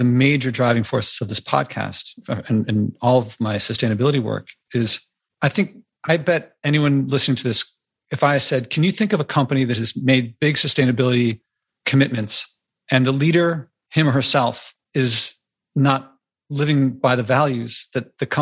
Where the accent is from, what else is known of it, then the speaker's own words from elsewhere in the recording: Wisconsin, United States; moved away; also born or lived in New York City; about being in Wisconsin and, you know, my childhood stuff